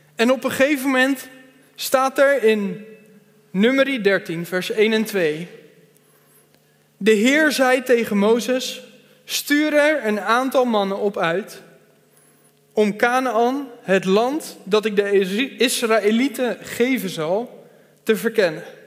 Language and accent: Dutch; Veenendaal, Utrecht, Netherlands; Ik kom uit Veenendaal